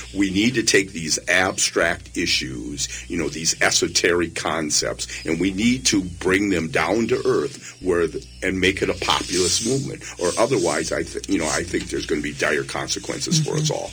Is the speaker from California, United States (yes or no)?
no; Wisconsin, United States; moved away; I was born and raised in Wisconsin on a 140 acre farm